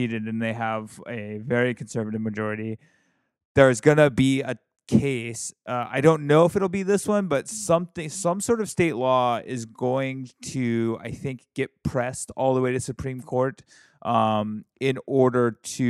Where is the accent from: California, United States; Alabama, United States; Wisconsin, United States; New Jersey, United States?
Alabama, United States; My home state of Alabama, just aggressive failure.